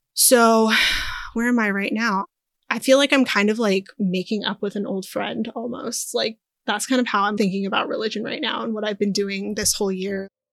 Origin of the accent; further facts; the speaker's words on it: Maryland, United States; also born or lived in Inglewood, California; I was born in Inglewood, California. Then I grew up mostly in Maryland